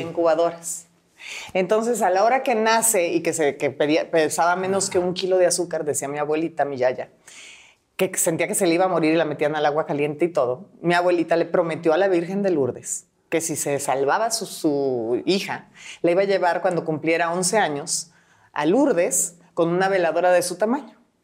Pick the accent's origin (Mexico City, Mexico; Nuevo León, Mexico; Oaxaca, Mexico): Nuevo León, Mexico; Monterrey; se van a trabajar, a vivir a Monterrey. Y por eso acabé siendo regia